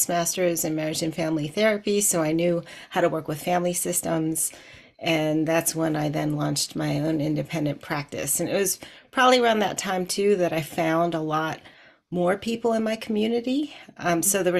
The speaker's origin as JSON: {"language": "English", "area": "outside of Philadelphia", "region": "Pennsylvania", "country": "United States", "tie": "born or raised there", "also_born_or_lived": "Bogota, Colombia", "said": "I was born in Bogota, Colombia in 1972, and I was adopted by US-based parents, white identifying parents, and I spent most of my growing up time outside of Philly"}